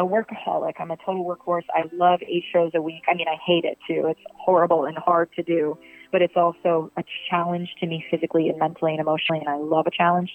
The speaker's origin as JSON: {"language": "English", "town": "Virginia Beach", "region": "Virginia", "country": "United States", "said": "I'm from Virginia Beach, Virginia."}